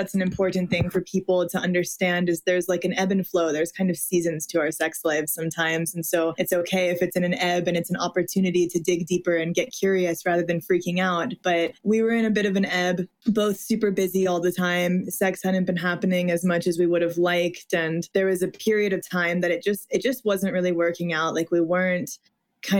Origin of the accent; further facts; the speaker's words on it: Midwest, United States; I was raised in the Midwest, Catholic